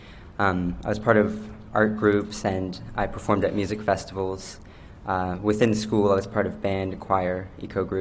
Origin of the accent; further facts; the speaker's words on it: New Brunswick, Canada; I'm 18 years old. I'm from Bayvert, New Brunswick